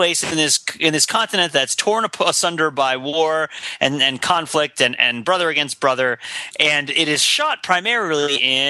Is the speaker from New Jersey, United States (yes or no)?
yes; northern New Jersey, United States; the TV show filmed in my hometown was Ed. Stuckeyville, Ohio is a series of towns in northern New Jersey.